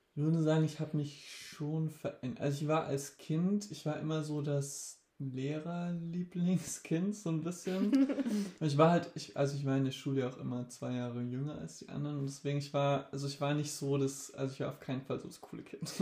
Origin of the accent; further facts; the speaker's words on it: Rastatt, Baden-Württemberg, Germany; ich bin in Rastatt geboren.